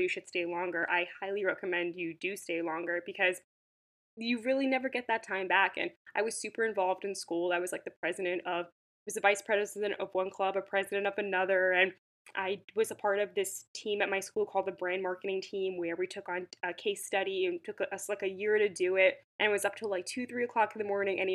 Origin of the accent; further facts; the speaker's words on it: Long Island, New York, United States; I grew up in Long Island, and I was living in the city for the past 5 years